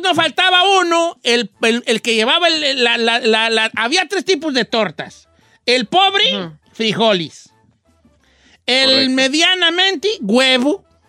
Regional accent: La Piedad, Michoacán, Mexico; now in Los Angeles, United States; Yo soy de la Piedad, Michoacán

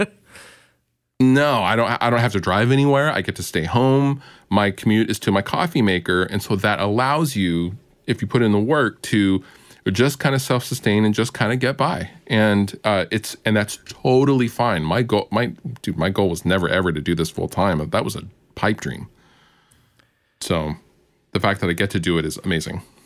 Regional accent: Seattle area, the Northwest, Washington, United States; It's the Seattle area. I'm from the Northwest

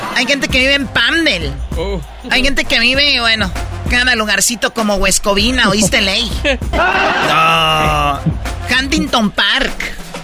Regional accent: Tepatitlán, Jalisco, Mexico; yo soy de Tepatitlán. Somos jaliscienses

